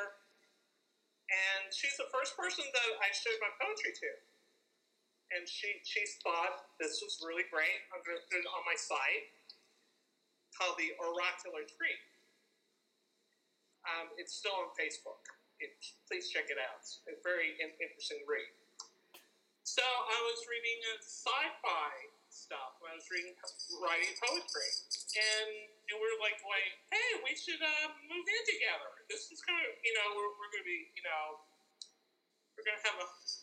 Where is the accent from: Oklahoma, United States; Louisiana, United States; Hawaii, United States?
Oklahoma, United States; Norman; moved away as an adult; now in New York City, United States; I'm from Norman, Oklahoma